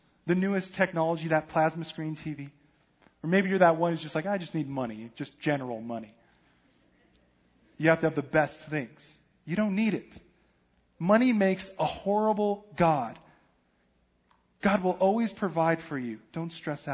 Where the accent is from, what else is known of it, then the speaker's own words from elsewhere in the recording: Denver, Colorado, United States; moved away; I'm from Denver, so I'm not really a big football fan, but I follow the home team because that's just what you